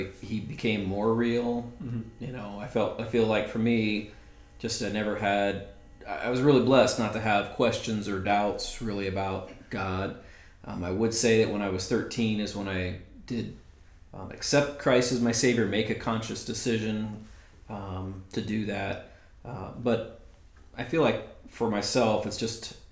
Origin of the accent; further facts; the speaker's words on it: Ohio, United States; moved away; I grew up in Ohio